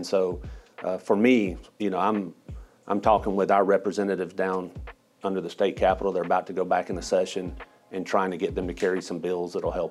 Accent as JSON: {"language": "English", "town": "Smyrna", "region": "Georgia", "country": "United States", "tie": "born or raised there", "also_born_or_lived": "Atlanta, Georgia", "said": "Did most of my growing up in Smyrna"}